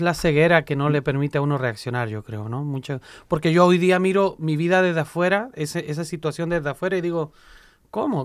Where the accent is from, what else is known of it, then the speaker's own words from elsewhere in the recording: Chile; moved away as an adult; now in Puebla, Mexico; En Chile todos los proyectos que yo había liderado ya los había entregado. Eh, estaba soltero, y hablé con mi obispo, mi obispo me dice, pues ve a vivir esa experiencia, tranquilo. Llegué a Puebla, en práctica iba por ocho meses pero ya llevo 18 años por allá, padre. Una sinaloense no me deja volver a mi tierra